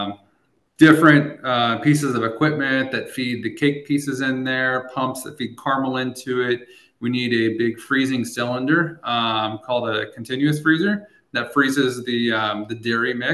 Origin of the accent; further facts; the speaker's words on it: Eldon, Missouri, United States; my hometown of Eldon, Missouri